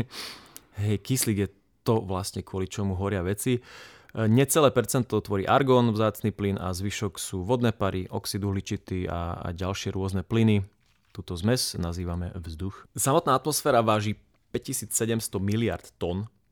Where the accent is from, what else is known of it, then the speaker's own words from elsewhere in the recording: Prešov and Košice, eastern Slovakia, Slovakia; sme z Prešova a Košic.